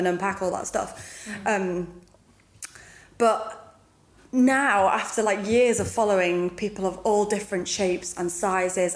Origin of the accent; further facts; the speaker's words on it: United Kingdom; I'm British